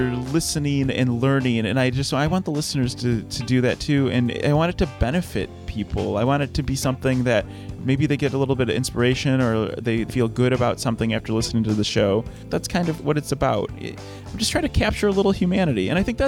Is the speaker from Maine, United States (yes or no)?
no; Detroit, Michigan, United States; I'm from the Detroit area, and I've grown up around cars.